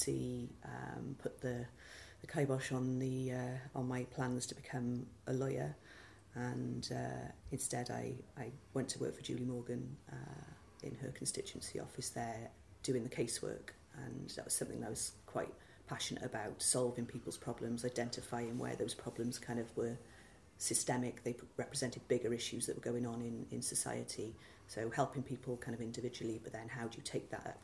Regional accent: Cardiff, Wales, United Kingdom; I'm from Ely, originally. Brought up in Ely in the early 80s, lived there until I went to university in Cardiff

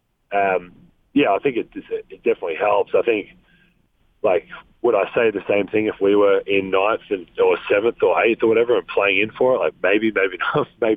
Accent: Australia; accent: Australian; my nicest Australian accent

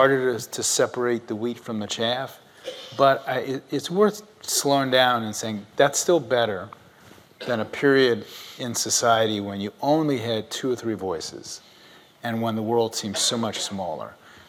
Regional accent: the South, United States; I grew up in the South with two newspapers available to me and three local television stations.

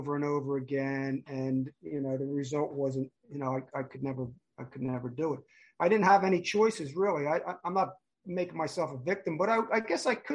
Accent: New Jersey, United States; now in California, United States; I grew up in South Jersey.

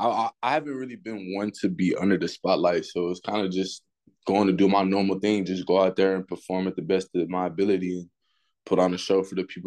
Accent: Houston, Texas, United States; I'm from Houston, Texas, but really, I've really been moving around like all my life. My stepdad was in the military, so we did a lot of moving from state to state.

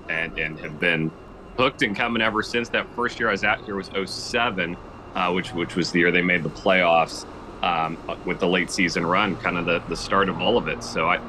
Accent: Kansas, United States; moved away as an adult; now in Washington, United States; I grew up in Kansas

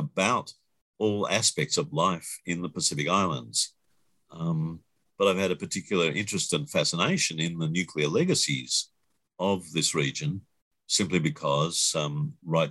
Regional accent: Melbourne, Victoria, Australia; Family came from a farm, but I grew up in Melbourne, the biggest city in the south of Australia

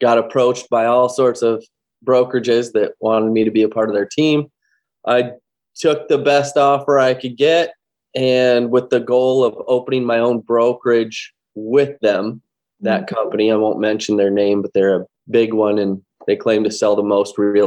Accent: Los Angeles, California, United States; moved away as an adult; now in Janesville, United States; I'm actually from Southern California, born and raised in Los Angeles.

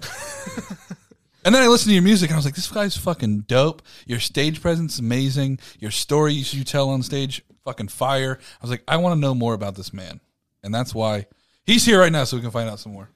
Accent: Ormond Beach, Florida, United States; I was born in Ormond.

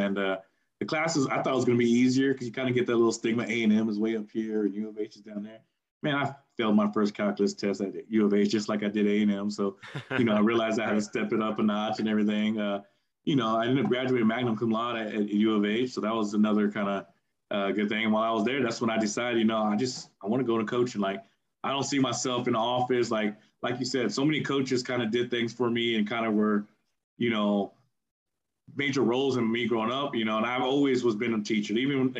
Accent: Burbank, California, United States; Because again, I was from Burbank, and a lot of the grade above me was really, really good.

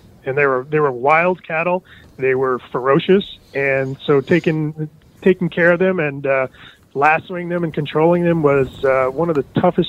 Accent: East Coast, United States; No, I'm actually from the East Coast.

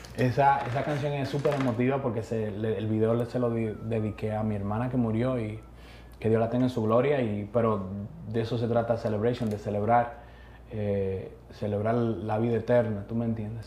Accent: Santo Domingo, Distrito Nacional, Dominican Republic; nacer en Las Cañitas, República Dominicana

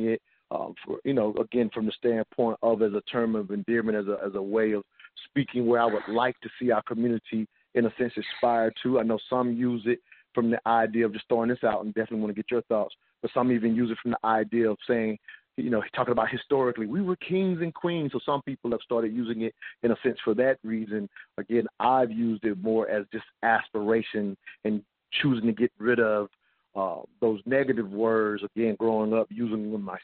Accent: the South, United States; I grew up in the South

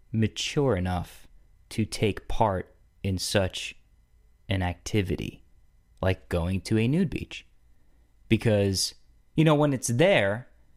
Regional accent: Atlanta, Georgia, United States; You know, I'm from Atlanta. The flight wasn't too bad. It's about 3 hours long.

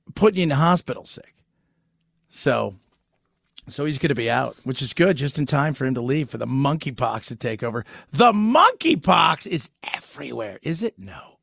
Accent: California, United States; When I was a kid growing up in California

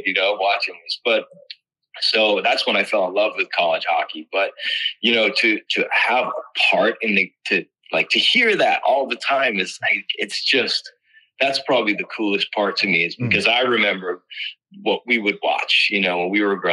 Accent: Massachusetts, United States; I grew up in Massachusetts

